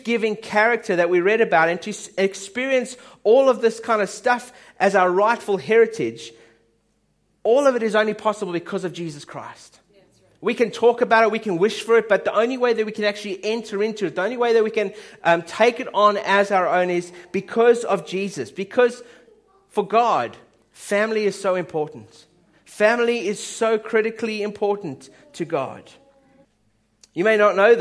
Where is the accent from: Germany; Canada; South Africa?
South Africa; my dad's Swiss, my mum's British, I'm South African